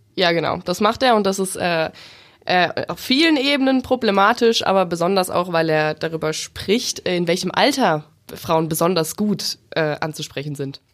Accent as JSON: {"language": "German", "region": "Bavaria", "country": "Germany", "said": "bin ich aus Bayern."}